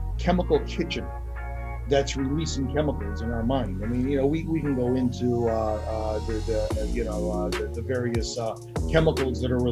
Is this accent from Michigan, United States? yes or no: no; Scranton, Pennsylvania, United States; now in Tamarindo, Costa Rica; I'm originally from the Northeast Pennsylvania area, the Scranton-Wilkes-Barre area.